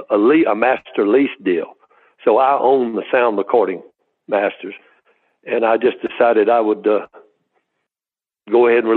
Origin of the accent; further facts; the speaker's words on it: Mississippi, United States; moved away; growing up in Mississippi, the characters I knew, the musical influences